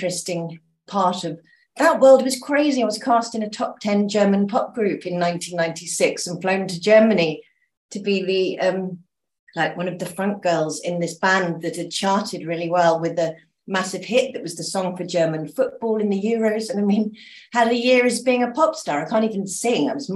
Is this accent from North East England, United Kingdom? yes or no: no; Dorset, South West England, United Kingdom; moved away as an adult; also born or lived in London; now in Mallorca, Spain; I moved here from England, born in Dorset, but I moved to London as soon as I could get away.